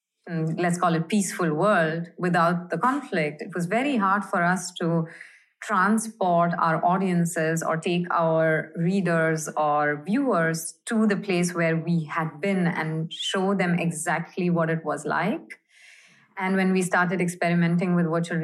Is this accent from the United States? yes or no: no; Mumbai, Maharashtra, India; I grew up in India, in Bombay, and I studied journalism at the University of Bombay